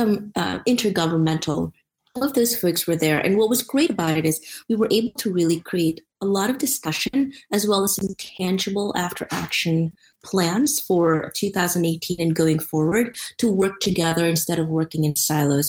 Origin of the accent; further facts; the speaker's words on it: Philippines; now in United States; I grew up in the Philippines